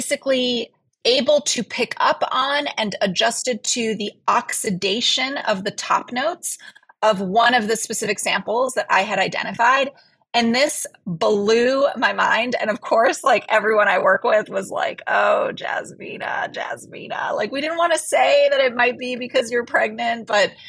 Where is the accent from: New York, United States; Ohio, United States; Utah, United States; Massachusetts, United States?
New York, United States; New York City; moved away; I was born in New York City